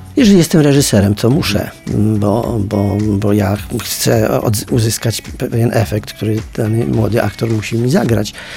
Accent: a village near Częstochowa, Silesian Voivodeship, Poland; ja pochodzę ze wsi pod Częstochową

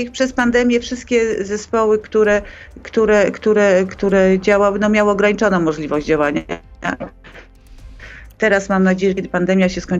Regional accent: Poland

